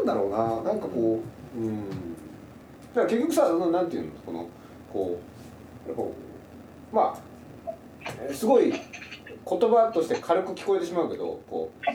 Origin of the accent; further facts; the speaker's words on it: Saga, Japan; 僕、佐賀県出身で。